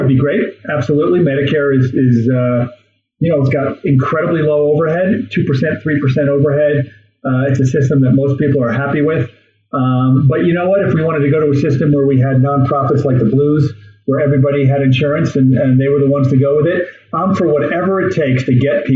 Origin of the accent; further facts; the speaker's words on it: New York, United States; now in Wyoming, United States; I'm from New York State originally, but I've been here for about 30 years